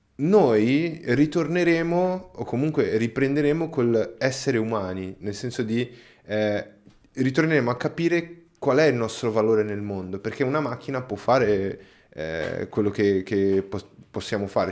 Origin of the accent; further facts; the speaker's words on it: Brazil; now in Italy; io, non sono italiano, sono, sono brasiliano